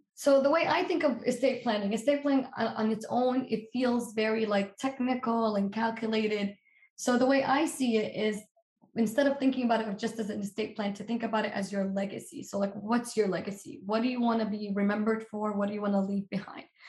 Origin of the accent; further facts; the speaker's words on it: Palestine; moved away; I'm from Palestine.